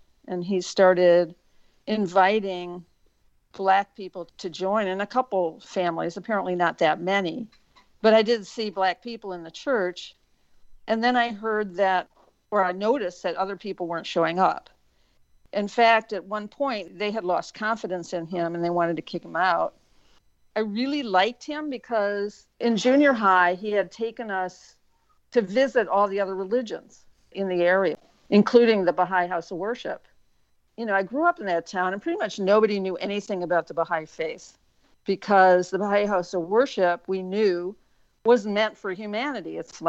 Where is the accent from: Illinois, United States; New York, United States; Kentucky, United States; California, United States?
Illinois, United States; Wilmette; also born or lived in Evanston, Illinois; I grew up in Wilmette, Illinois, from the time I was two. So I was born in Evanston, which is right near there.